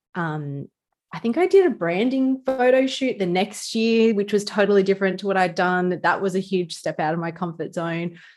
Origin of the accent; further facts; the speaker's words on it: Newcastle, New South Wales, Australia; accent: bogan or ocker; sometimes I can be a little bit, um, bogan or ocker with the way I talk, like I'm from Newcastle.